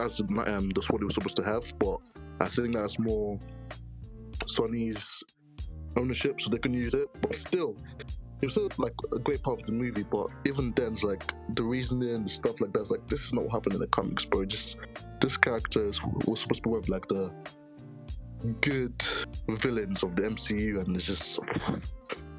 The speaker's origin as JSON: {"language": "English", "country": "Ghana", "said": "I'm Ghanaian"}